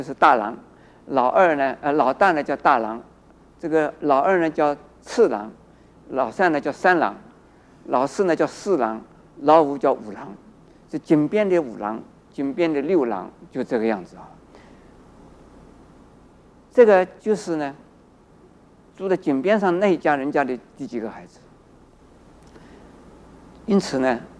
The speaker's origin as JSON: {"language": "Chinese", "country": "China", "said": "在我们中国人呢，很重视姓"}